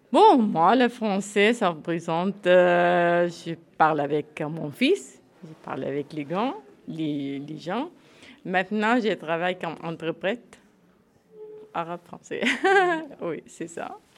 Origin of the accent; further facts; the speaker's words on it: Syria; French is a second language; now in France; Que j'ai quitté Syrie, ça fait neuf ans. Je n'ai pas rentré à la Syrie.